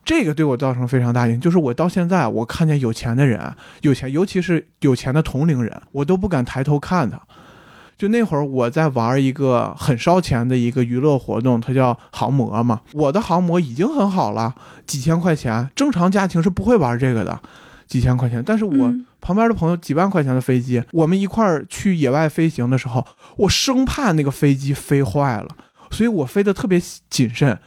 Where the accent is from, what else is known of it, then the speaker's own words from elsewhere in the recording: Baotou, Inner Mongolia, China; now in Beijing, China; 我是内蒙古包头人，然后《乌海》就在我们旁边儿 所以我从小到大是能了解到这个城市的